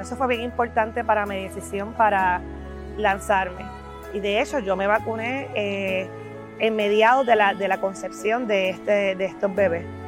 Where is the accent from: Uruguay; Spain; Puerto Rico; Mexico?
Puerto Rico; Como muchos puertorriqueños